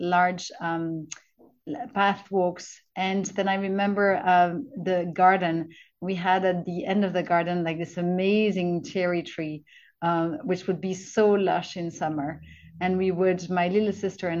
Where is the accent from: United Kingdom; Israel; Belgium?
Belgium; Brussels, Brussels-Capital Region; first language French; English is a second language; I was living in Brussels, which is my hometown. My mother tongue's French